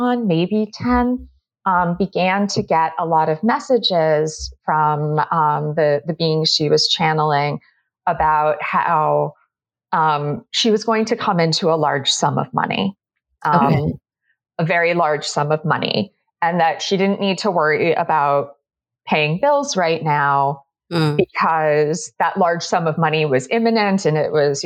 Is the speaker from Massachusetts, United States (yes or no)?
yes; just outside of Boston, Massachusetts, United States; I grew up just outside of Boston